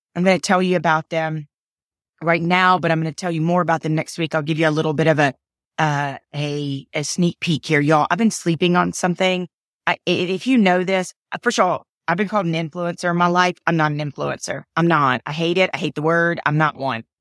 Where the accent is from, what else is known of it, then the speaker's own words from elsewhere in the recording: Atlanta, Georgia, United States; I was born in Atlanta, Georgia.